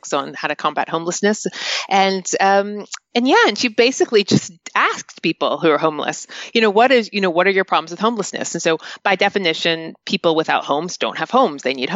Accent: North Carolina, United States; moved away as an adult; now in United Kingdom; where I grew up in North Carolina

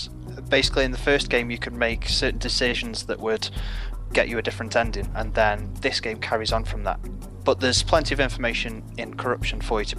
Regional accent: Stoke-on-Trent, West Midlands, United Kingdom; Stoke-on-Trent, which is an ex-industrial town with very little work.

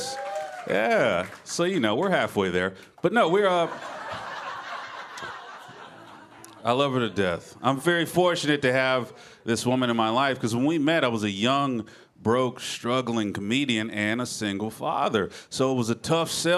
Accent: Memphis, Tennessee, United States; I'm originally from Memphis, Tennessee

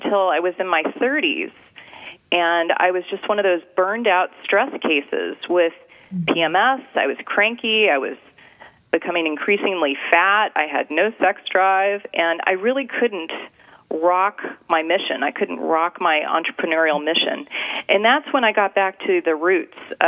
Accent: Anchorage, Alaska, United States; now in California, United States; I grew up in Anchorage, Alaska

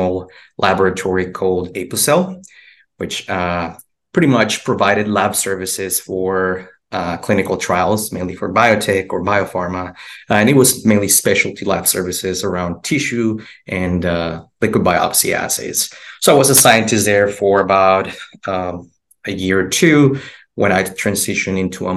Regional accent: Mexico; moved away as an adult; also born or lived in Houston, United States; now in United States; I'm originally from Mexico. That's where I went to college. I originally came to the United States for grad school.

